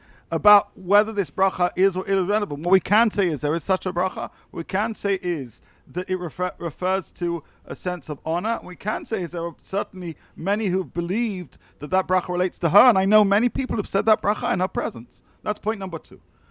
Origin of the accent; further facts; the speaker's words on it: United Kingdom; as a British person